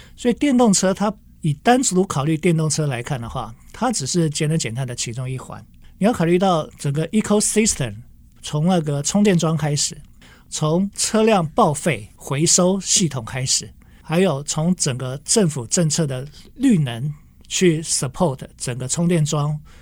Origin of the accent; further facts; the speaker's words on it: Kaohsiung, Taiwan; 因为我来自高雄哈